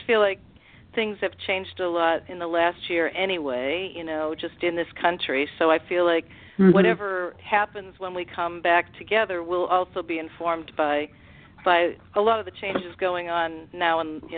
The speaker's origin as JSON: {"language": "English", "town": "Plymouth", "region": "Massachusetts", "country": "United States", "also_born_or_lived": "Los Angeles", "said": "I'm from Plymouth, Massachusetts, and I've always had a house here for a long time, so I go back and forth"}